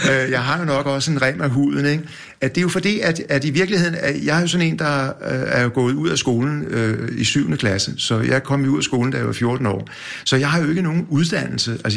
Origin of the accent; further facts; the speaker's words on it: Copenhagen, Capital Region of Denmark, Denmark; Jeg, jeg, jeg er født ude i Valby, i Valby? Ja, og der boede vi ude, tror jeg, nogle, kun øh, to år eller nogle år. Og så flyttede vi ind til noget, der hedder Torsgade inde på Nørrebro.